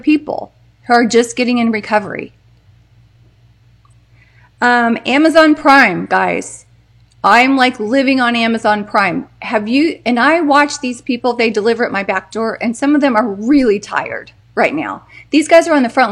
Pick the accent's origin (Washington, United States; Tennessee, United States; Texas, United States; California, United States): Texas, United States; I'm from Texas